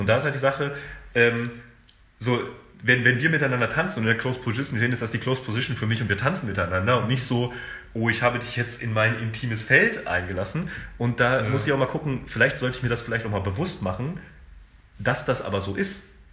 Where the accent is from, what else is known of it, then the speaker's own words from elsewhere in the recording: Germany; ich bin in Deutschland groß geworden, äh, ich habe keinen Akzent